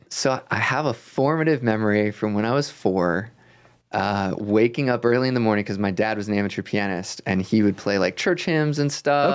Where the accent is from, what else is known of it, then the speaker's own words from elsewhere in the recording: Rockville, Maryland, United States; I grew up outside of Washington, D C